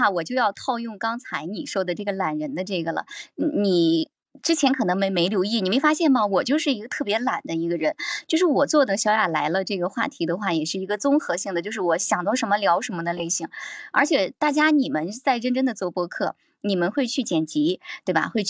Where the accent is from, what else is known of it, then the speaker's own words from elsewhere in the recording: Shandong, China; 我们山东这边人比较豪爽是吧？